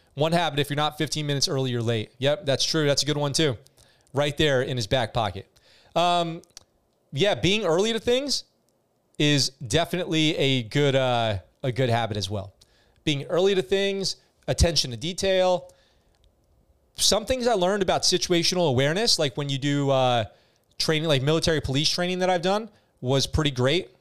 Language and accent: English; New York, United States; moved away as an adult; also born or lived in San Diego, California; now in Japan; I grew up in New York. I lived in New York until I was eighteen, and I lived in California in San Diego until I moved to Japan